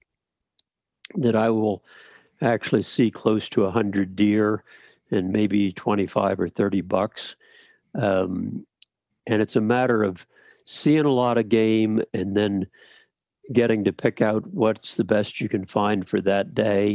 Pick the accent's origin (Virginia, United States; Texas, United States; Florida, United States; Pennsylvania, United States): Pennsylvania, United States; north central; now in Alaska, United States; I grew up in Pennsylvania, north central Pennsylvania, hunting white-tailed deer.